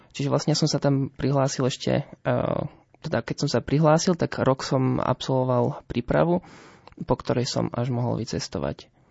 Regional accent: Nemešany, Prešov Region, Slovakia; ja pochádzam z Nemešian, to je dedina pri Levoči

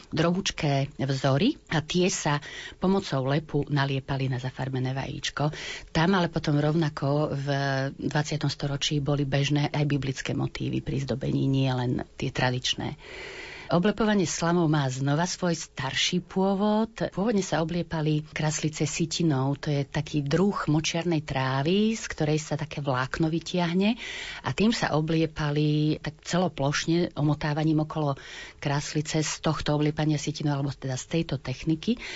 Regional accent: Pozdišovce, Košice Region, Slovakia; od mojej starej mamy doma v Pozdyšovciach

